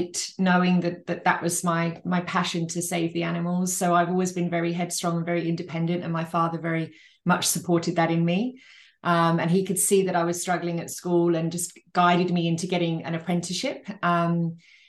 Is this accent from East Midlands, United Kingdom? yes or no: yes; Northamptonshire, East Midlands, United Kingdom; now in Australia; we were raised in Northamptonshire